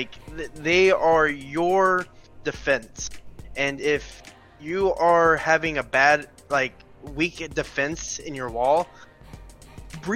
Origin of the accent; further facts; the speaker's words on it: the South, United States; us growing up in the South